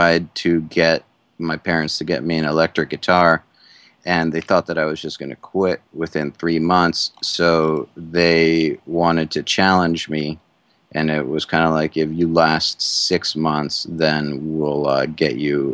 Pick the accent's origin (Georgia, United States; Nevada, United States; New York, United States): Georgia, United States; Atlanta; moved away as an adult; also born or lived in Cleveland, Ohio / Boston; now in Sanford, United States; growing up in Cleveland, but then the rest of the way was in Atlanta